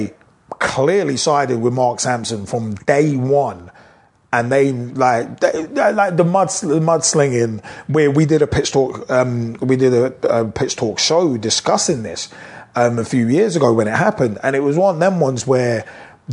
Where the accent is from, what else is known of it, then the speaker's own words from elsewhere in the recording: United Kingdom; British people